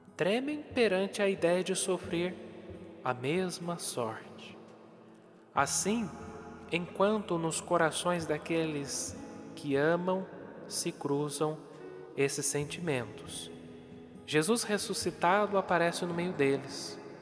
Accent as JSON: {"language": "Portuguese", "country": "Brazil", "said": "nós brasileiros que falamos o português"}